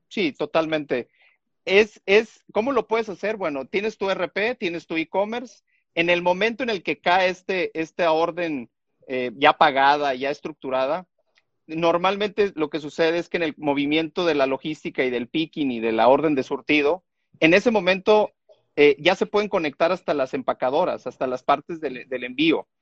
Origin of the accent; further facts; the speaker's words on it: Tuxtla Gutiérrez, Chiapas, Mexico; nací en Tuxtla Gutiérrez, Chiapas